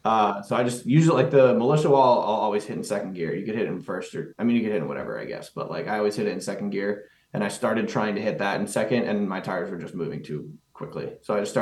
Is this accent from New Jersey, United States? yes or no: no; Pennsylvania, United States; I'm from Pennsylvania